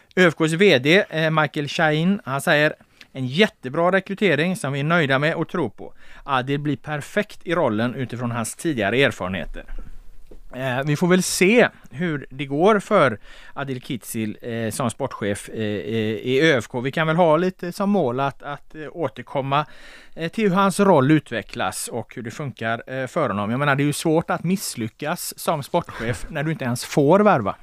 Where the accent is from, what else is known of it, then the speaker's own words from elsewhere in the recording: Gothenburg, Västra Götaland, Sweden; jag är från Göteborg